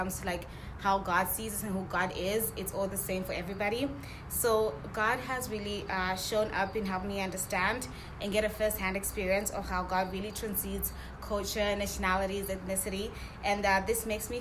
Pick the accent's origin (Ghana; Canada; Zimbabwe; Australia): Zimbabwe; moved away as an adult; now in United States; I'm an international student. I'm from Zimbabwe